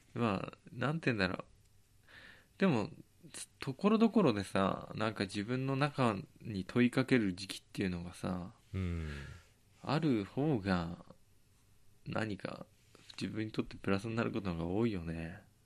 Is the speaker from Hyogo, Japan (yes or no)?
no; Tochigi, Japan; born or raised there